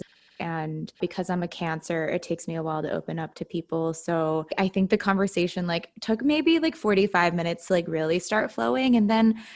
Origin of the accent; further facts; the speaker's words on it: Utah, United States; growing up in Utah